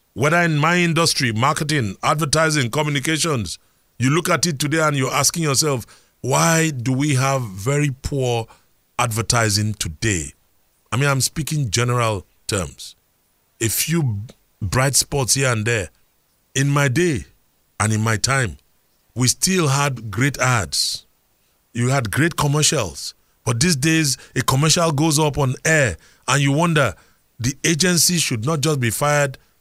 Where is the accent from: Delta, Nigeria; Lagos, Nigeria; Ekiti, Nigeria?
Lagos, Nigeria; I remember growing up in Surulere, where we had a health center in Gbaja.